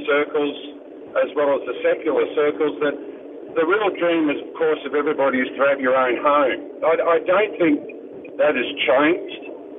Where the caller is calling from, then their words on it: Queensland, Australia; I'm actually travelling between the Gold Coast and Brisbane, listening to the segment that you have